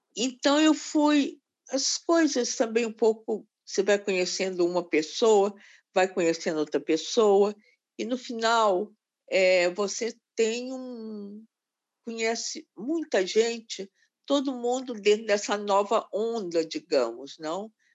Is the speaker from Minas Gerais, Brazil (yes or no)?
yes; Belo Horizonte, Minas Gerais, Brazil; moved away; eu nasci em Belo Horizonte, um pouco por acaso